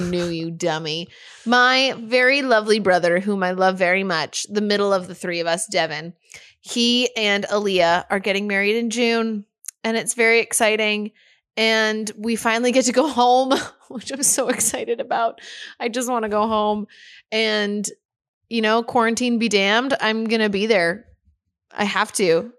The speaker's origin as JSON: {"language": "English", "country": "Canada", "said": "as a Canadian citizen"}